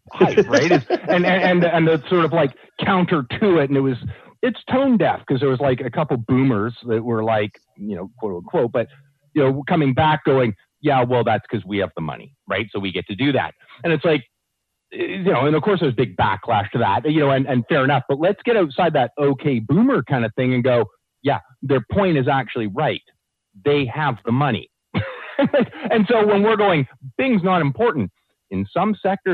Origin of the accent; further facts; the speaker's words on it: Canada; because we're Canadian